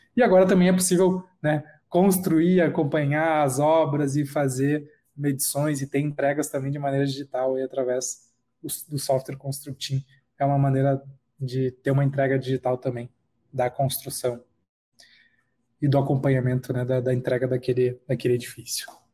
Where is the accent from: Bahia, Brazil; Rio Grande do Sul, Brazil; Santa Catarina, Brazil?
Rio Grande do Sul, Brazil; Charqueadas; moved away as an adult; now in São Paulo, Brazil; sou natural de Charqueadas, no Rio Grande do Sul, próximo a Porto Alegre, e hoje moro em São Paulo.